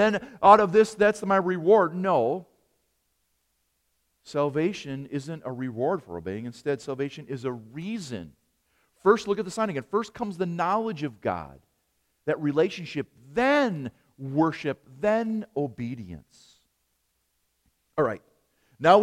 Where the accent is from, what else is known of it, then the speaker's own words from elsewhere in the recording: Wisconsin, United States; accent: Wisconsinite; my Wisconsinite accent